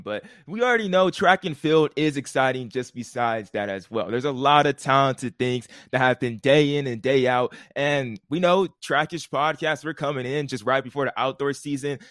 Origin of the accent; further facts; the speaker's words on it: Southern California, United States; we are from Southern California